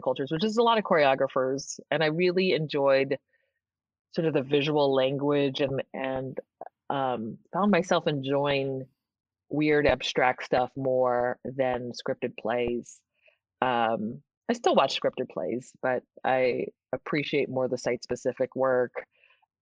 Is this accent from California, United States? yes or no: yes; San Francisco, California, United States; I grew up in San Francisco. Okay. The city. I was born and raised there.